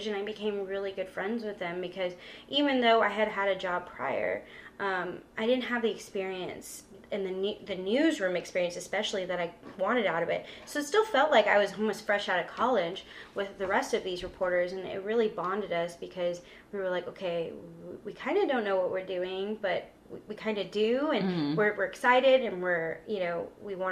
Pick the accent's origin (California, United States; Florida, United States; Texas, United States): Texas, United States; San Antonio; moved away as an adult; also born or lived in Corpus Christi, Texas; I'm from San Antonio, but I grew up going to Corpus